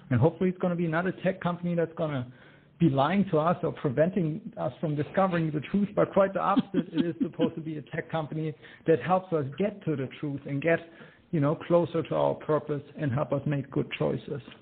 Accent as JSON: {"language": "English", "country": "Germany", "accent": "German", "second_language": "English", "moved": "yes", "lives_now": "United States", "said": "Uh, yes, that is correct. But I am American by choice."}